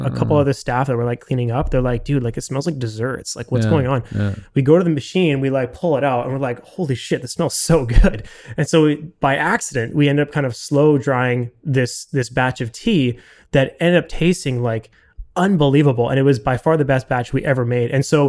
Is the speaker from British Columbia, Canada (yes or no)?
yes; Vancouver, British Columbia, Canada; I'm from Vancouver and wanted to do a master's and just upgrade my education. And I had a French passport